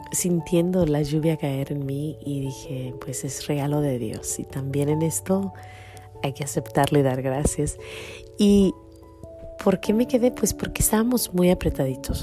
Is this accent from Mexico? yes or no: yes; El Grullo, Jalisco, Mexico; born or raised there